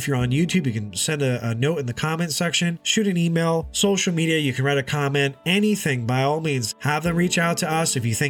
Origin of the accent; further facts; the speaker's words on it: Hudson Valley, upstate New York, United States; I'm originally from the Hudson Valley area in upstate New York